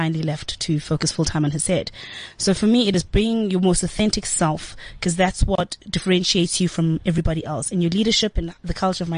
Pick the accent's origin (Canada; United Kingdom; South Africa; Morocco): South Africa; Chesterville, KwaZulu-Natal; English is a second language; now in Johannesburg, South Africa; I grew up in Chesterville in KZN, smallest township in the Southern Hemisphere